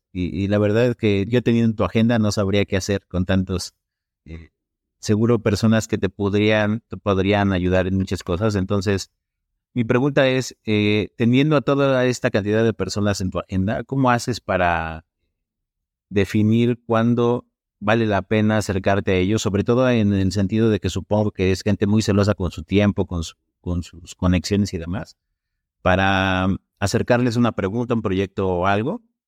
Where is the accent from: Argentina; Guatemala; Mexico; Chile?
Mexico; State of Mexico; Soy del Estado de México, pero estoy trabajando en el DF.